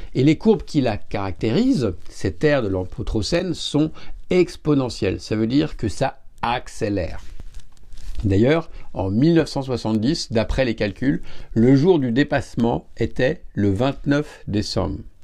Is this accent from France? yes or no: yes; France; Parce que je suis français